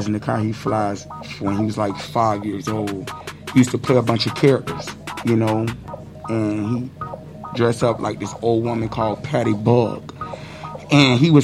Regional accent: Tampa, Florida, United States; I grew up in Tampa

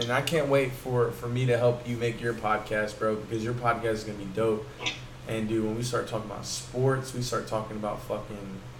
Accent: the South, United States; everybody was hating like, oh, because we're from the South, oh, you Yankee, blah blah blah.

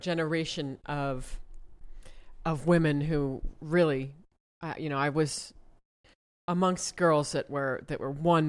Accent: Ohio, United States; I'm from Ohio.

